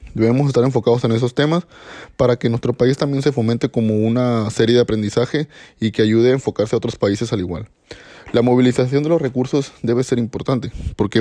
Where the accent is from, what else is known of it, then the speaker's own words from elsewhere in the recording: Mexico; como mexicanos